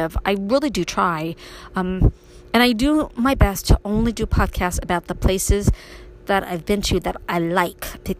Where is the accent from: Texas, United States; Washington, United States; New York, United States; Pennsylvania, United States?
New York, United States; New York City; moved away as an adult; now in Upstate New York, United States; me growing up in Brooklyn